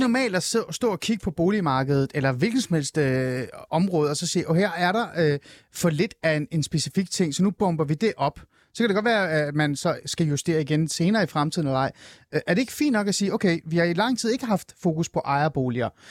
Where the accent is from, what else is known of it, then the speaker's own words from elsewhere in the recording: Hornbæk, Capital Region of Denmark, Denmark; jeg voksede op i Nordsjælland, men det var også en lille provinsby i virkeligheden, Det er Old Ålskov hornbæk området